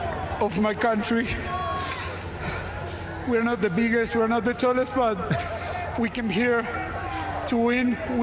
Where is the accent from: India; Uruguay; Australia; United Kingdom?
Uruguay; English is a second language; We are all from Uruguay, where we all live there.